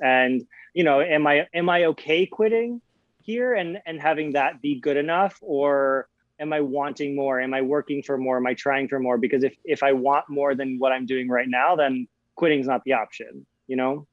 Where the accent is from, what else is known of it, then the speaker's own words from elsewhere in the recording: Aspen, Colorado, United States; I grew up in Aspen, Colorado